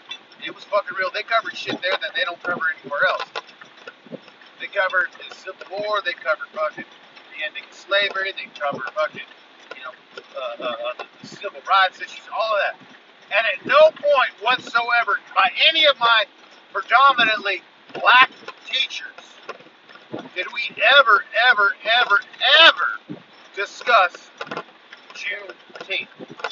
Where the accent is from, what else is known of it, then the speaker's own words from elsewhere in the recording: Macon, Georgia, United States; I was born and raised in the South, Macon, Georgia, all right, back in the late 70s. I went to school in Georgia.